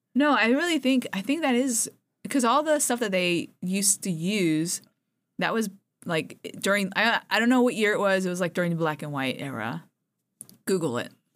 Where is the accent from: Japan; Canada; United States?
Japan; moved away; I grew up in Japan